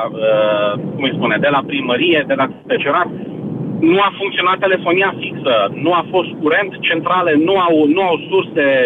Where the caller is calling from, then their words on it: Timișoara, Timiș County, Romania; Sunt și eu din Timișoara, din primul eșalon al celor loviți de furtună ieri.